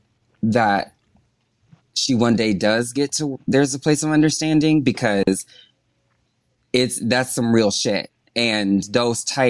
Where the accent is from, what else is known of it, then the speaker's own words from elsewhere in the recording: the South, United States; I'm from the South. We're both from the South.